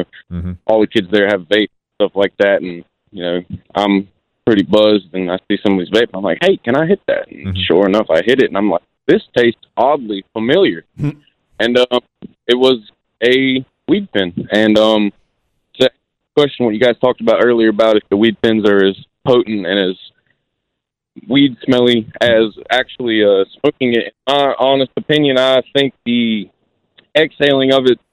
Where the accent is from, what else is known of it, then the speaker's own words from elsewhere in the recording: South Carolina, United States; I'm from Lower South Carolina. So I'm 23 years young, and you know, I kind of grew up around this whole technology with the vape and stuff